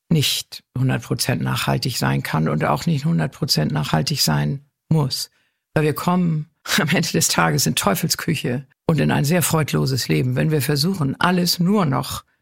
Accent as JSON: {"language": "German", "region": "Northern Germany", "country": "Germany", "tie": "born or raised there", "said": "ich bin ja norddeutsch, bin an der Küste groß geworden"}